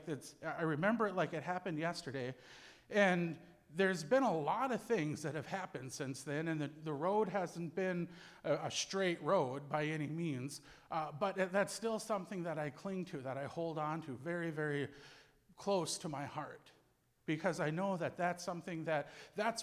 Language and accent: English; Cass Lake, Minnesota, United States; So I was born and raised on the Leech Lake Indian Reservation in north central Minnesota.